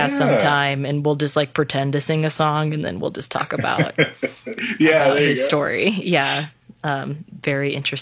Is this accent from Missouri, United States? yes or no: no; Minot, North Dakota, United States; I'm from Minot, North Dakota